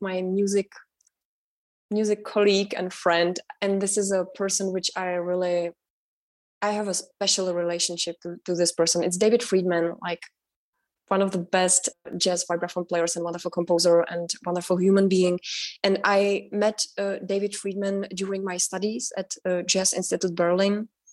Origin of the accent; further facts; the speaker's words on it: Prague, Czechia; English is a second language; moved away as an adult; also born or lived in north of the Czech Republic / Germany; now in United States; i was born in prague and i grew up in the north of the czech republic because uh, my father was a winemaker so the first six years of my life I spent outside of Prague and I really enjoyed that. And then when I was six years old, I moved with my sister and my mother to Prague